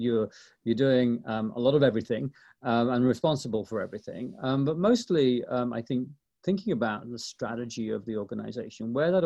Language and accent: English; East Midlands, United Kingdom; now in Los Angeles, United States; I came to Southern California from Nottinghamshire, England, which, of course, is the place where Sherwood Forest is, to this huge metropolis of Los Angeles, Ben.